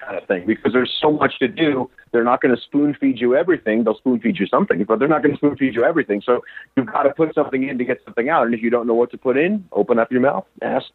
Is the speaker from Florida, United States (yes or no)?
no; New Jersey, United States; now in Austin, United States; I'm from New Jersey, but I live in Austin, Texas